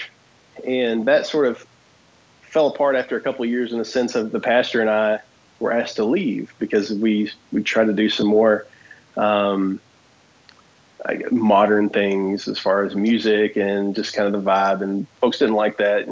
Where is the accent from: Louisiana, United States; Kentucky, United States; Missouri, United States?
Kentucky, United States; from Kentucky